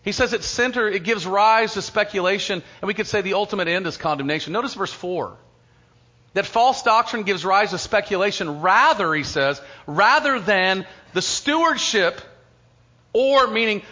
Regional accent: United States; as American Christians

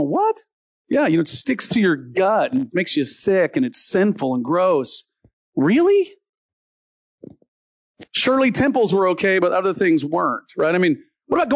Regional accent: Deep South, United States; The area I grew up in the Deep South

